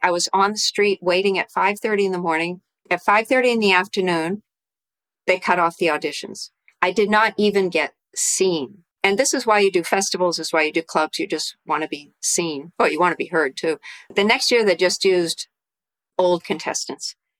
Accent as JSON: {"language": "English", "region": "Massachusetts", "country": "United States", "tie": "born or raised there", "also_born_or_lived": "New York / Tokyo, Japan", "moved": "yes", "lives_now": "Connecticut, United States", "said": "I grew up in Massachusetts"}